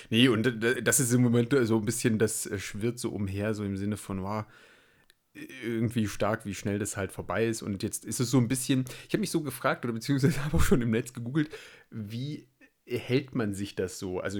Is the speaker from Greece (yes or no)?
no; Belgium; Gerade als Belgier